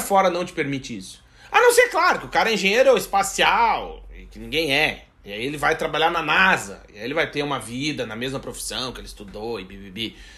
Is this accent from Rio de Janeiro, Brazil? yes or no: no; Rio Grande do Sul, Brazil; moved away as an adult; also born or lived in Blumenau; now in Portugal; Eu também sou gaúcho